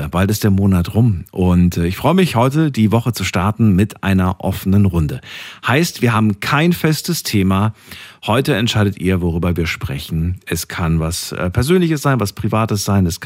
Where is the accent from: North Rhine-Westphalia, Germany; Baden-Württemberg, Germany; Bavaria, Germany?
North Rhine-Westphalia, Germany; Dortmund; …, grüß dich. Woher bist du? Aus Dortmund.